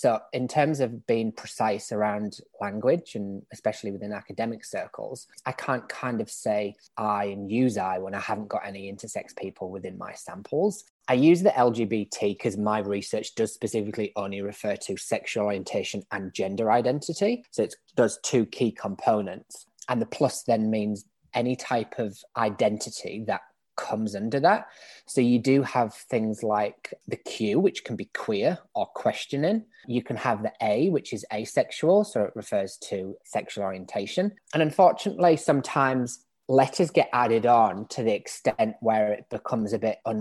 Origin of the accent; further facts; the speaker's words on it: England, United Kingdom; accent: British; moved away as an adult; now in Australia; as you can probably tell from my accent, I'm British. I grew up in England. I've been in Australia for about 7 years now